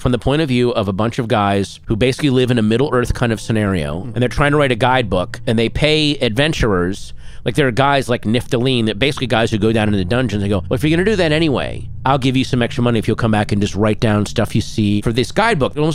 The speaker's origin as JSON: {"language": "English", "region": "Virginia", "country": "United States", "tie": "born or raised there", "said": "growing up in Virginia"}